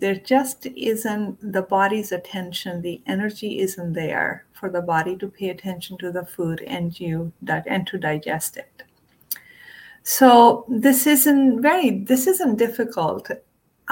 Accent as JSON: {"language": "English", "country": "India", "tie": "born or raised there", "said": "when I was growing up in India"}